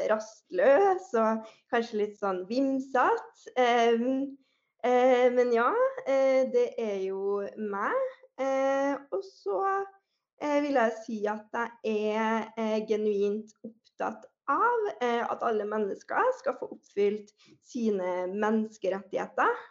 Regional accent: Trøndelag, Norway; jeg er trønder, som man sikkert eh, allerede hører

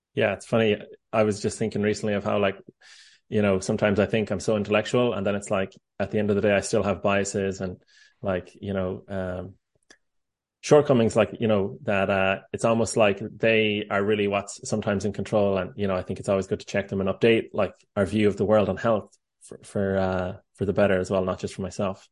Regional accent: Ireland; now in United States; I'm Irish

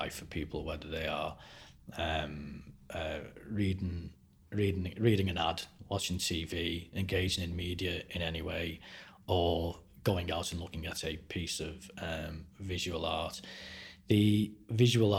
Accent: Liverpool, North West England, United Kingdom; moved away; I'm certainly from Liverpool, where I'm from, we have more visual art galleries per head of population than anywhere in the UK

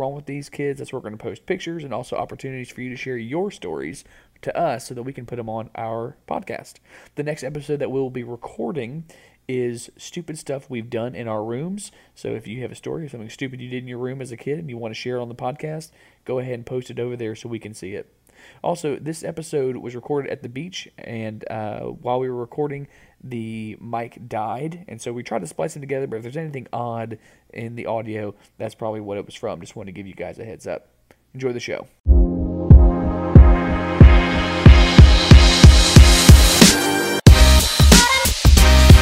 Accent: Florida, United States; Growing up in Florida

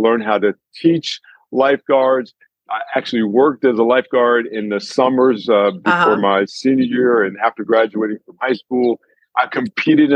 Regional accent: Neptune, New Jersey, United States; moved away; I'm just a punk kid from Neptune, New Jersey

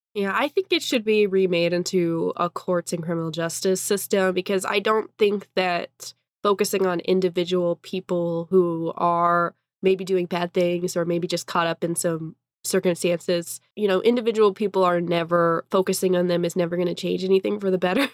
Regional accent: Eastern Washington, United States; now in Spokane, United States; I'm from Eastern Washington

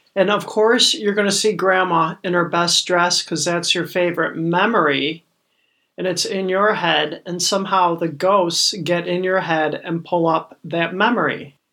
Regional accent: Detroit, Michigan, United States; moved away as an adult; also born or lived in Wisconsin; now in Madison, United States; I am a transplant from Detroit. Mm-hmm. I've been here about 25 years, arrived as an adult.

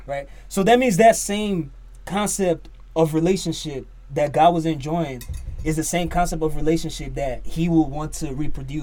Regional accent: Nigeria; from Nigeria, Niger boy through and through.

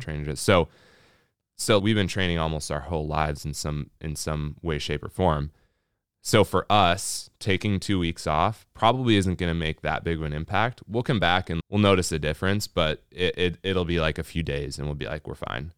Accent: Minnesota, United States; We're from Minnesota

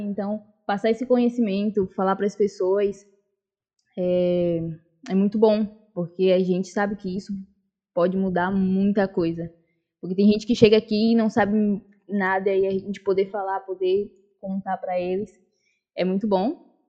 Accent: Bahia, Brazil; also born or lived in Salvador; now in Praia do Forte, Brazil; sou nascida na Bahia mesmo, em Salvador, mas moro agora na região de Prado Forte, aqui no litoral. É, já estou aqui há mais, há mais ou menos 10 anos

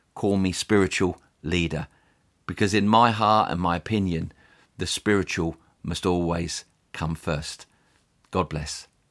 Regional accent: England, United Kingdom; also born or lived in United States; As an Englishman, I'd been raised to think

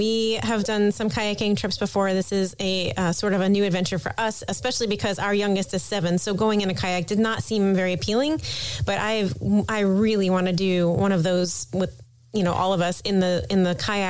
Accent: Clearwater, Florida, United States; I grew up on the Gulf of Mexico, not just in a boat, but my teenage years were spent primarily near Clearwater Beach, St. Pete Beach.

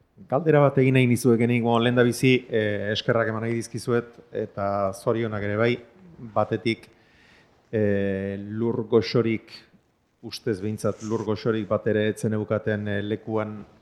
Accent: a few kilometres from Zumarraga, Basque Country, Spain; zumarraga batean, ni e, jaio eta hazi izan nintzen lekutik hain kilometro gutxira

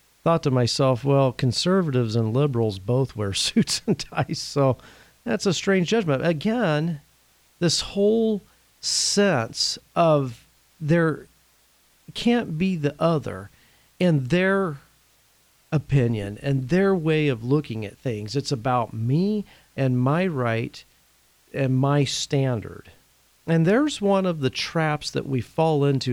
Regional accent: Indiana, United States; I'm originally from the state of Indiana

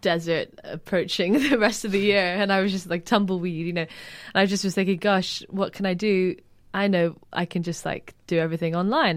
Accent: Edinburgh, Scotland, United Kingdom; now in London, United Kingdom; I grew up in Edinburgh

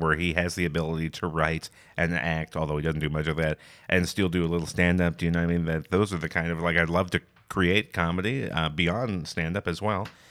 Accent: near London, Ontario, Canada; now in Toronto, Canada; I grew up a, in a town just outside of London, Ontario

